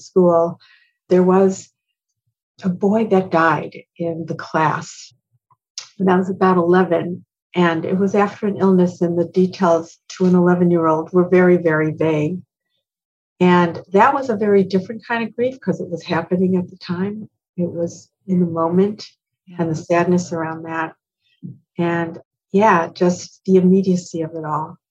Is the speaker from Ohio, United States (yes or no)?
yes; Cleveland, Ohio, United States; I was raised in Cleveland, Ohio